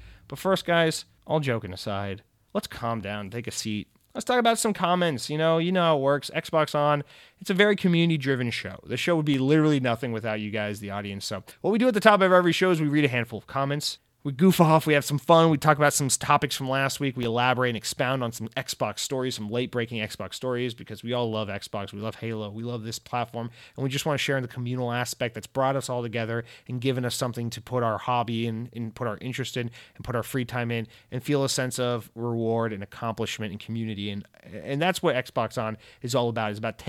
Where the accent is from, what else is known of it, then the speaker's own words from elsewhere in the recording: the South, United States; I'm a Southerner. I should be more into barbecue.